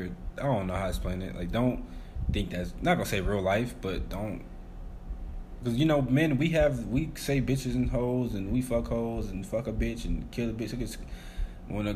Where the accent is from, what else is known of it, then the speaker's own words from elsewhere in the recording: United States; as Americans, sometimes, like, we kind of, like, I was raised, my stepdad's Nigerian